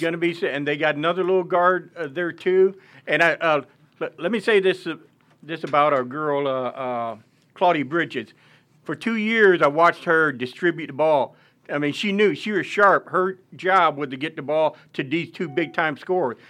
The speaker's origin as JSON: {"language": "English", "town": "Caraway", "region": "Arkansas", "country": "United States", "said": "I'm from East Arkansas, uh, Caraway"}